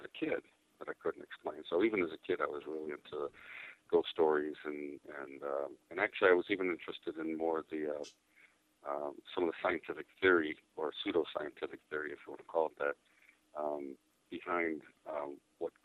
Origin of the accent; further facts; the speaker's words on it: Cicero, Illinois, United States; also born or lived in Chicago; I grew up in Cicero, which is, I was born in Chicago, grew up in Cicero